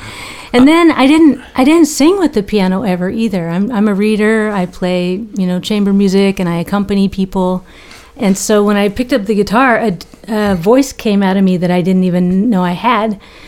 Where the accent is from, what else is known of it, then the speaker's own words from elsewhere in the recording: Louisville, Kentucky, United States; also born or lived in Cincinnati, Ohio; now in Eugene, United States; I grew up in Louisville, Kentucky.